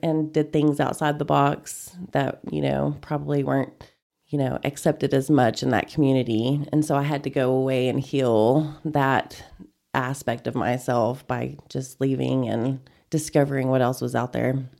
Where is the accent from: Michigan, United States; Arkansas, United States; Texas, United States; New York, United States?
Texas, United States; Panhandle; moved away as an adult; also born or lived in Denton, Texas / Austin, Texas; now in Amarillo, United States; I grew up in Panhandle. It's about thirty miles from here. Went preschool through graduation over there